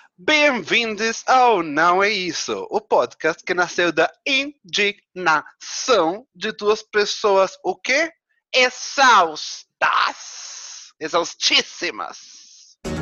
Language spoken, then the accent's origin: Portuguese; Argentina; moved away; como um bom argentino